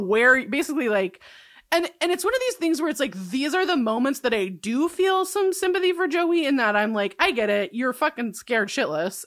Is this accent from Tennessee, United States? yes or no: no; California, United States; I'm from California